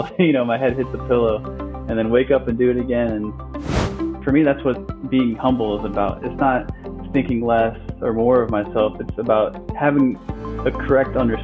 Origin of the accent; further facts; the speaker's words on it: Alexandria, Virginia, United States; also born or lived in Brazil / Iowa; Currently reside in Centerville, Virginia. Yeah, I grew up in Alexandria, Virginia, and actually was born in Brazil, and lived in Iowa for a bit.